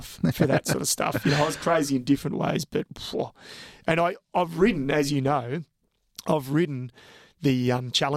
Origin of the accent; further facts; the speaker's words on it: Australia; I'm an Aussie